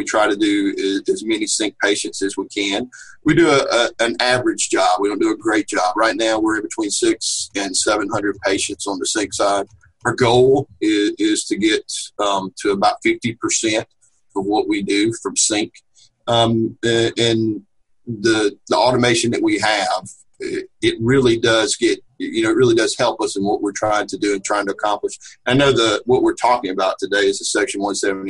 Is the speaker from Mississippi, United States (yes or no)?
yes; Laurel, Mississippi, United States; I'm from Laurel, Mississippi.